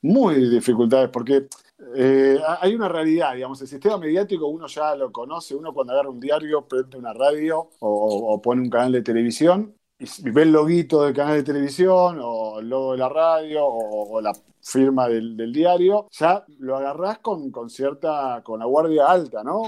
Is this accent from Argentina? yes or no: yes; Quilmes, Buenos Aires Province, Argentina; also born or lived in Avellaneda; now in Berazategui, Argentina; soy de Zona Sur, de Quilmes ahora estoy viviendo en Perazategui